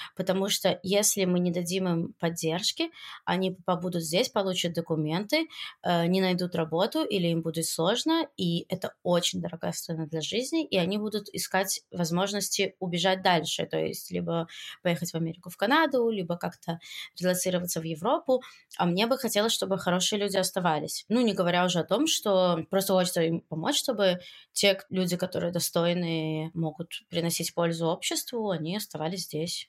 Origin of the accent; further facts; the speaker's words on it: Belarus; moved away as an adult; now in Israel; я приехала из Беларуси в Израиль